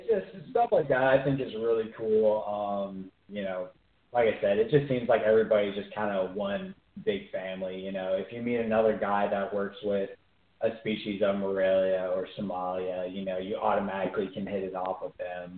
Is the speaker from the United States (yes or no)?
yes; Beaufort, South Carolina, United States; I'm from Beaufort.